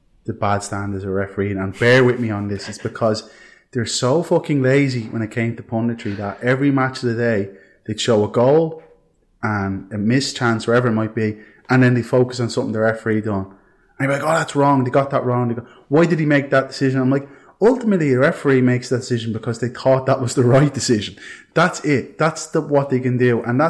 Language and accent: English; Ireland; as Irish football fans